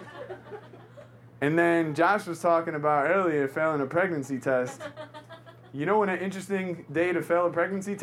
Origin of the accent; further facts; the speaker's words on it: New York City, New York, United States; I grew up in New York. I'm born and raised